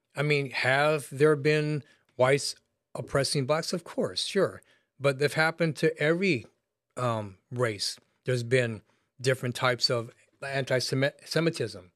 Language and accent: English; United States; I was raised in America